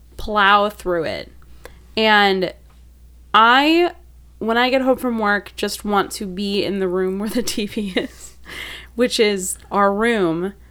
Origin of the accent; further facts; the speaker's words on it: Wisconsin, United States; moved away; I'm from Wisconsin